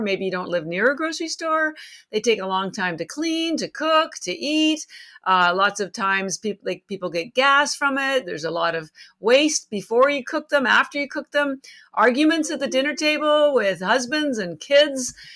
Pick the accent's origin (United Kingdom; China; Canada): Canada; moved away as an adult; now in Boston, United States; I live in Boston. I've been here 33 years, although I'm relocating soon to Miami, so I'll be joining the folks in Florida soon, at least part time. But I'm actually Canadian